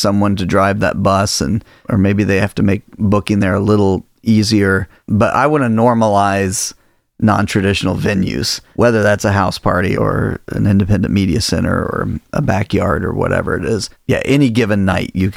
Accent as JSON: {"language": "English", "region": "Indiana", "country": "United States", "tie": "born or raised there", "moved": "yes", "lives_now": "Illinois, United States", "said": "I grew up in Indiana, and so you know, basketball is kind of king in Indiana"}